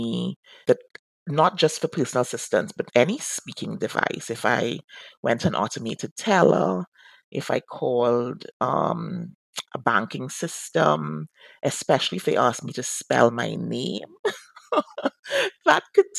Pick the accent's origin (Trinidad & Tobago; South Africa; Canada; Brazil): Trinidad & Tobago; first language English; moved away as an adult; now in United States; So I am a native speaker of English. It's my first and only language. I grew up in the Caribbean in Trinidad and Tobago.